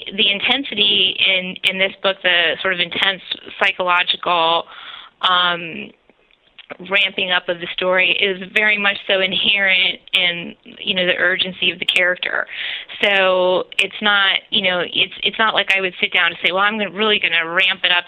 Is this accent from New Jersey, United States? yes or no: yes; New Jersey, United States; the town that we grew up in New Jersey